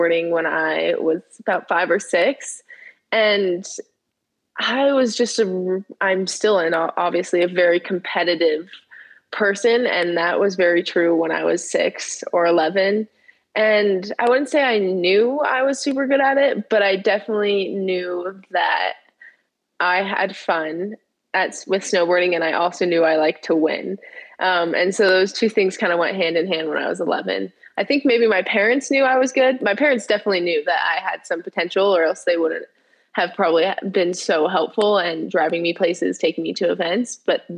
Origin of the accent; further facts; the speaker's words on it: Southern California, United States; I am a snowboarder from California. I grew up in Southern California.